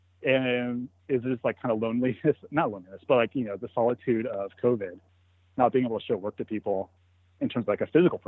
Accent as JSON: {"language": "English", "town": "Joshua Tree", "region": "California", "country": "United States", "tie": "born or raised there", "said": "I grew up in Joshua Tree."}